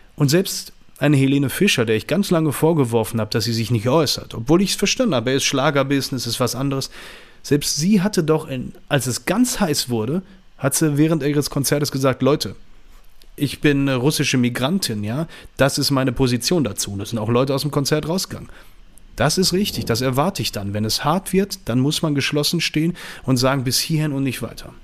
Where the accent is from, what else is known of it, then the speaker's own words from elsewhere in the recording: Düsseldorf, North Rhine-Westphalia, Germany; ich komme aus Düsseldorf, bin 41 Jahre alt